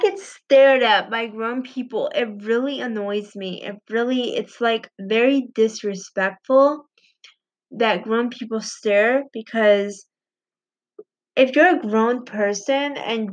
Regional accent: Puerto Rico; I was born in Puerto Rico

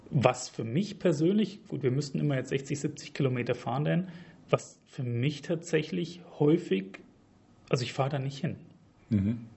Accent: Hesse, Germany; ich komme hier aus der Region, ich wohne in Wetzlar, habe in Gießen studiert

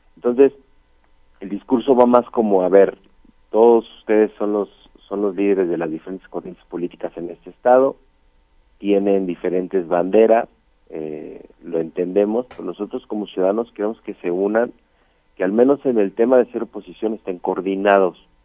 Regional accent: Mexico; yo soy mexicano 100%

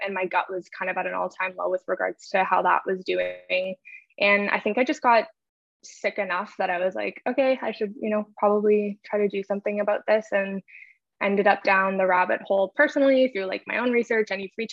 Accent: a little town in Northern Ontario, Canada; So I'm from Canada. I live in Ontario. I'm originally from like a little town in Northern Ontario.

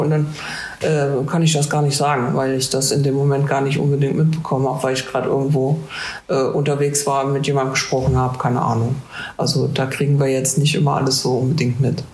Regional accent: Marburg, Hesse, Germany; moved away as an adult; now in Trier, Germany; ich komme wie du, Luca, aus Hessen und zwar aus äh, Marburg

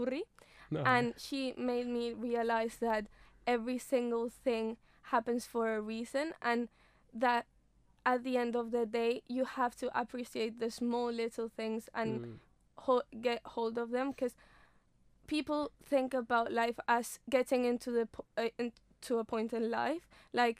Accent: Mallorca, Balearic Islands, Spain; English is a second language; moved away as an adult; now in Loughborough, United Kingdom; I come from Spain, Mallorca. I don't know if you know Mallorca, but it's like the best place ever. And so I've always lived in Mallorca.

